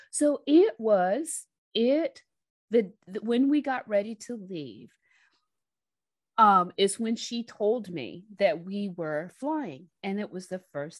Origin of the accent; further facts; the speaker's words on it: Georgia, United States; I grew up in Georgia.